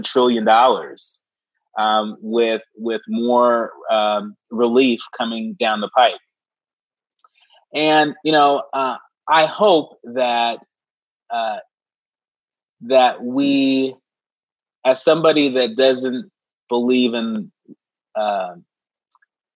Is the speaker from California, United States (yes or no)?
yes; Bay Area, California, United States; now in Washington, D.C., United States; I grew up in the Bay Area